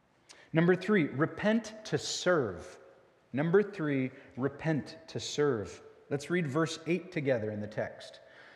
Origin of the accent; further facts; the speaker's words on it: United States; It's not some sort of blood that is passed to me, and because I'm an American or because I'm a … therefore I will go to heaven.